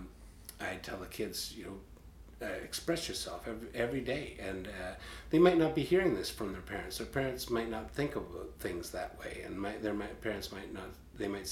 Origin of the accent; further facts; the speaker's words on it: Peterborough, Ontario, Canada; I was born in Peterborough